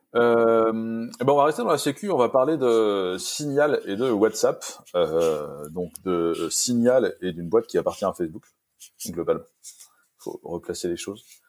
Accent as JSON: {"language": "French", "area": "Vendée", "region": "Pays de la Loire", "country": "France", "said": "j'étais de Vendée"}